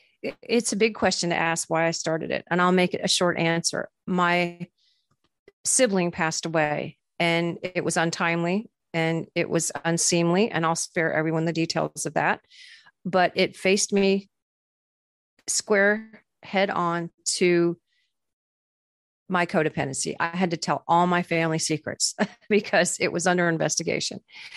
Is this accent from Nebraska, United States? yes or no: no; Florida, United States; I grew up in Florida, where there's just a lot of country music. I was surrounded by it.